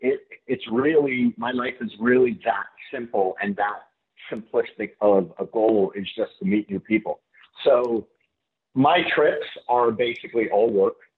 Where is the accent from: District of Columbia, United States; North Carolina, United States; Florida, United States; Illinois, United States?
Florida, United States; Fort Lauderdale; I grew up in Fort Lauderdale